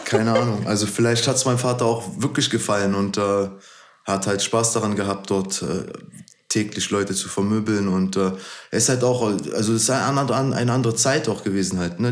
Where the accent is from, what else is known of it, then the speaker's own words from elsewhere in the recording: Berlin, Germany; Meine Heimat ist auf jeden Fall Berlin